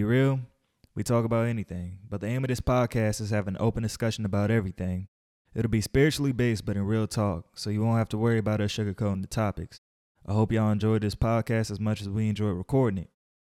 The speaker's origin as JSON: {"language": "English", "town": "Lovejoy", "region": "Georgia", "country": "United States", "tie": "born or raised there", "said": "We went to high school with each other, came from Lovejoy, all that good stuff, Clayton County."}